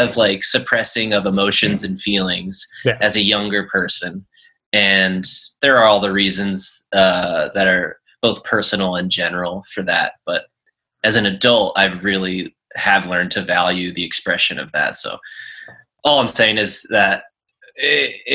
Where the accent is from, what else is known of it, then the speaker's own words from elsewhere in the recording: Philadelphia, Pennsylvania, United States; moved away as an adult; now in San Diego, United States; I lived in Philly from day one, went to college in West Philly at University of Penn, and then picked up a job in South Philly at the Navy Yard. Growing up in Northeast Philly